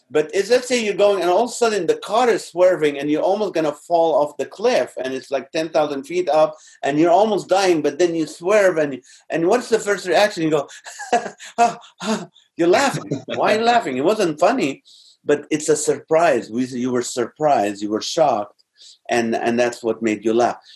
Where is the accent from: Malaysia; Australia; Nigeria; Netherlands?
Malaysia; just because I'm a Malaysian, I don't want you to think I want you to cook every single day.